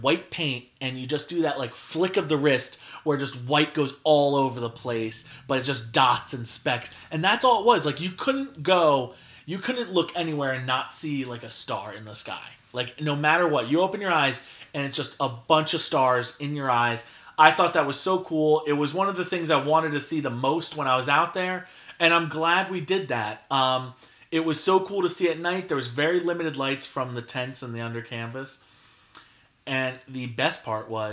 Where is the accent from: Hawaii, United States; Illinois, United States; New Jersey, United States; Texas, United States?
New Jersey, United States; New Jersey